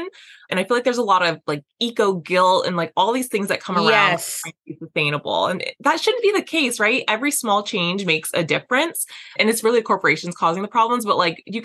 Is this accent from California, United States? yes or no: no; Las Vegas, Nevada, United States; I grew up in Las Vegas